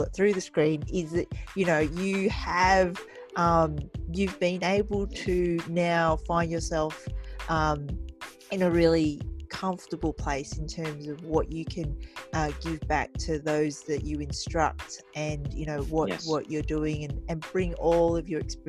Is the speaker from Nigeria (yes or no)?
no; Australia; growing up in Australia with an Asian background